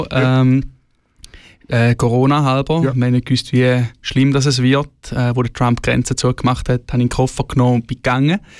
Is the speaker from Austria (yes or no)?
no; Thurgau, Switzerland; now in Zürich, Switzerland; Ähm, ich habe mega viele von meinen Thurgauer Leuten in Zürich.